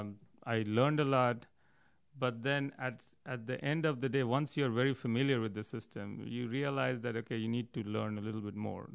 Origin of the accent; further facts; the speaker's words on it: New Delhi, Delhi, India; I grew up in New Delhi, India